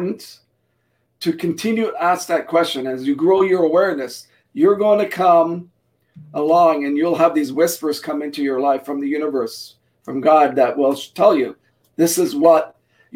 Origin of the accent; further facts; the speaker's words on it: Canada; my parents were immigrants from Portugal before I was born. I was born here in Canada